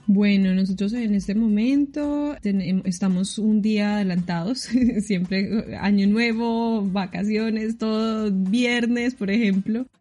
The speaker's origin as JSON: {"language": "Spanish", "town": "Armenia", "region": "Quindío", "country": "Colombia", "tie": "born or raised there", "also_born_or_lived": "Bogotá", "moved": "as an adult", "lives_now": "New Zealand", "said": "yo nací en Bogotá, pero me crié en la ciudad de Armenia"}